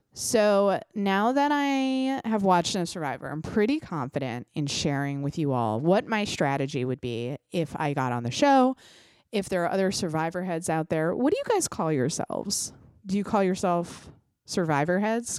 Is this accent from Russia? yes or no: no; United States; As an American